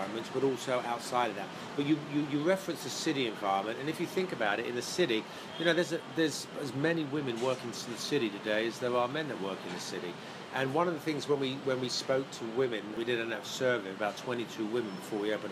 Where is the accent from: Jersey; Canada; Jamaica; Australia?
Jersey; moved away as an adult; now in United States